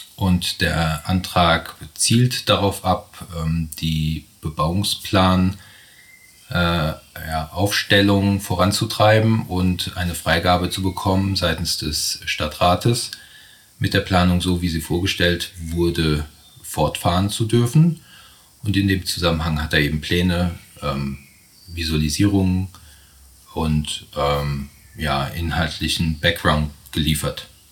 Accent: Bad Kreuznach, Rhineland-Palatinate, Germany; moved away; also born or lived in Stuttgart; Habe mein Büro hier in Bad Kreuznach jahrelang in Stuttgart gelebt ähm, und bin jetzt seit 2016 mit meinem Partner Florian Lachenmann wieder zurück in meine alten Heimat

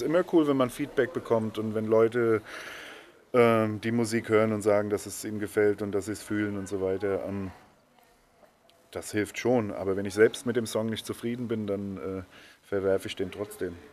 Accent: Bad Kreuznach, Rhineland-Palatinate, Germany; also born or lived in Netherlands; seit ich irgendwie in die Grundschule bin, äh, wohne ich hier

